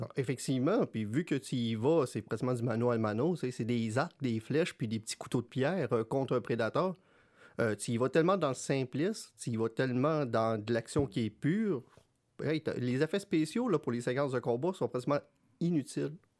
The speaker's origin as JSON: {"language": "French", "region": "Quebec", "country": "Canada", "said": "en tant que Québécois"}